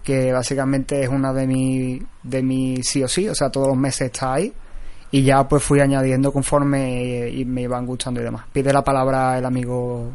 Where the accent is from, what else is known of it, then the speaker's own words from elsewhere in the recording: a town in the province of Seville, Andalusia, Spain; yo soy de Sevilla, pero soy de un pueblo, no soy de la misma Sevilla, entonces por aquí eh, en mi pueblo no había librerías especializadas